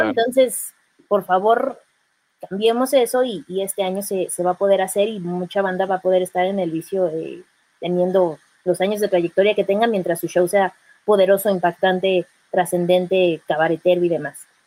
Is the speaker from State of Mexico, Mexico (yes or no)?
yes; State of Mexico, Mexico; yo soy mexiquense